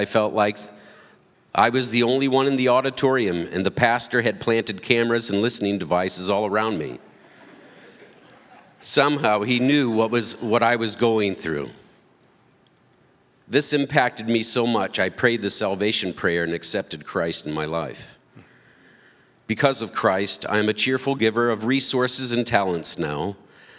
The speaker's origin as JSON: {"language": "English", "town": "St. Louis", "region": "Missouri", "country": "United States", "tie": "born or raised there", "moved": "yes", "lives_now": "Redford, United States", "said": "I was born in St. Louis, Missouri."}